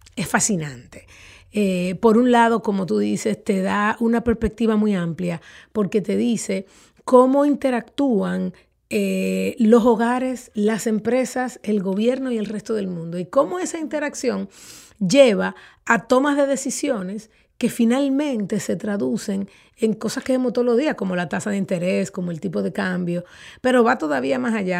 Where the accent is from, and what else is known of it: Dominican Republic